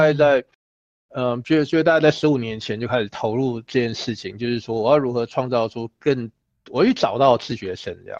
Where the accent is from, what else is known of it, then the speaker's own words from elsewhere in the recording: Taiwan; 我们来自于台湾嘛，所以我们是一个没有雪的国家啊